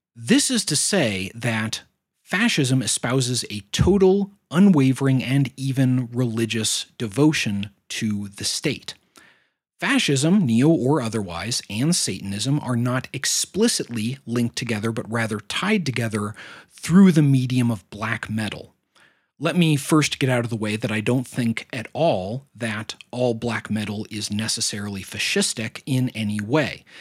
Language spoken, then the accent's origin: English; United States; my own nation state